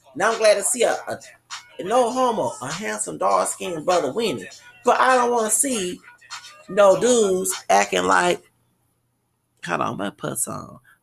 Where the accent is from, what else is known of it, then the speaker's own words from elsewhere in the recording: Texas, United States; I ain't from Louisiana, I'm from Texas, but my people from Louisiana